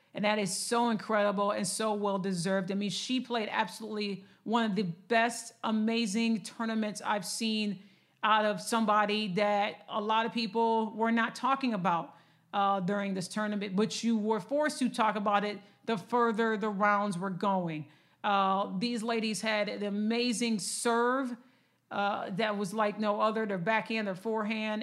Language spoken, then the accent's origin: English; Lansing, Michigan, United States; I'm a Michigan girl. I'm born and raised in Michigan, uh, Lansing to be exact.